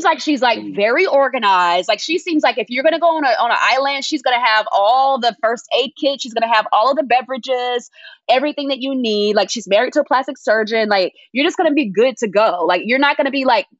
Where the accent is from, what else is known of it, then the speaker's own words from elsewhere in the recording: Georgia, United States; I grew up in Georgia